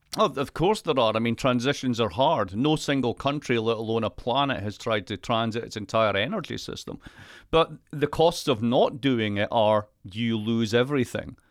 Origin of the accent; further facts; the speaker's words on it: Scotland, United Kingdom; I'm Scottish